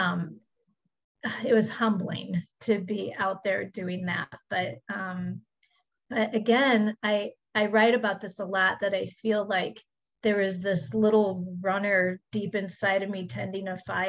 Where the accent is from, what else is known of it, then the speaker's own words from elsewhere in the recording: Midwest, United States; where I grew up in the Midwest